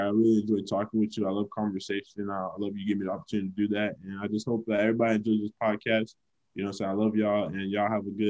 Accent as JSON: {"language": "English", "town": "Fort Lauderdale", "region": "Florida", "country": "United States", "said": "I'm from Fort Lauderdale"}